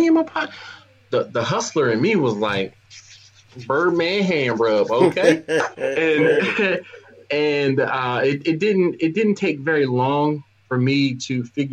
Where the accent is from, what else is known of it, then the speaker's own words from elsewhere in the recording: Philadelphia, Pennsylvania, United States; now in Baltimore, United States; I live in Baltimore, but yeah, I'm from Philadelphia